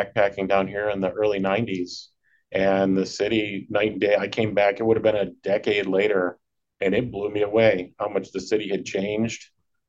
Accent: Chardon, Ohio, United States; I grew up in Northeast Ohio in a little town called Chardon. Those of us that know it, it gets a lot more snow than the rest of Ohio. We're right up on the bank of the Lake Erie.

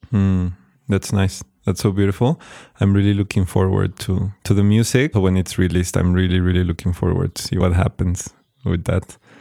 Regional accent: Tequisquiapan, Querétaro, Mexico; we are here in Tequisquiapan. I'm super happy that you're here in this, like, place where I grew up, my hometown.

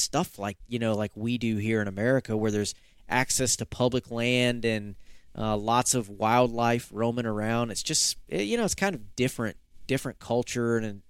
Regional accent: the South, United States; And I grew up hunting in the South, you know, like probably many folks grew up hunting in the South, where you hunted with your family.

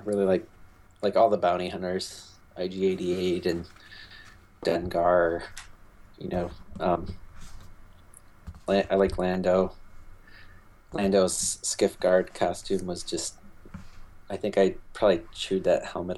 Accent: Michigan, United States; I grew up in Michigan

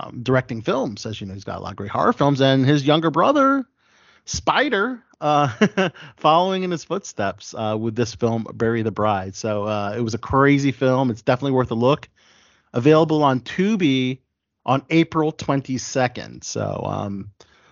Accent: Maryland area, United States; those of us from the Maryland area

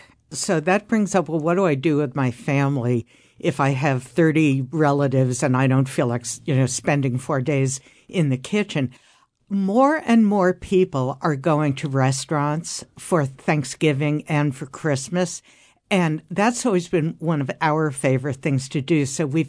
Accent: New York, United States; I grew up in Midtown Manhattan, and I don't know what the deal was with my parents, who were both Jewish, but we celebrated Easter.

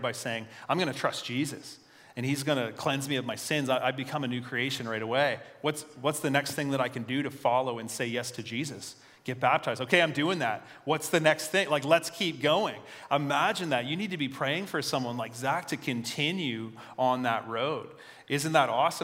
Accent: Fredericton, New Brunswick, Canada; also born or lived in Devon, Fredericton / Marysville, Fredericton; I'm a Northsider at heart. I grew up here, but I don't live there anymore. But I work on the north side.

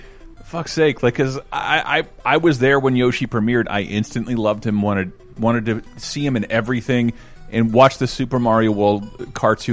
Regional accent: United States; As an American

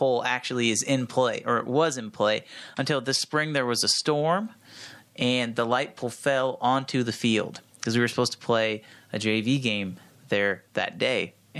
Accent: Olathe, Kansas, United States; I'm from Olathe

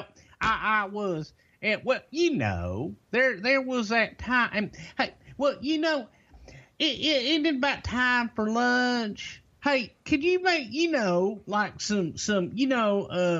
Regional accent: Texas, United States; I'm a Southerner. I'm from Texas.

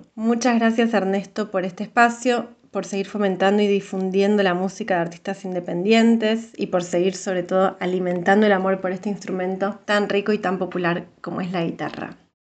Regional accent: Buenos Aires, Argentina; soy de Capital Federal, de Argentina.

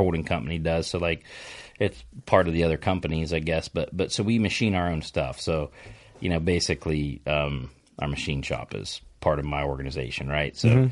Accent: Ohio, United States; I'm from Ohio

